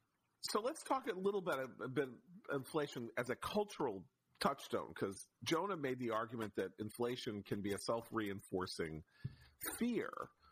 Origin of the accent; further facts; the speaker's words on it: United States; I'm a teenager. I'm growing up in the United States in the 70s.